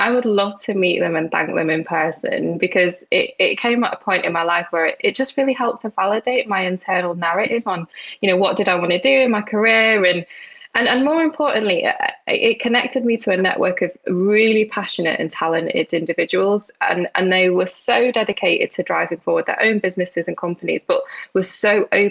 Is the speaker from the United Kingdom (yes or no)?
yes; United Kingdom; also born or lived in Isle of Man; I could be labelled as a Northerner, a Manx, a Muslim, South Asian, Asian British female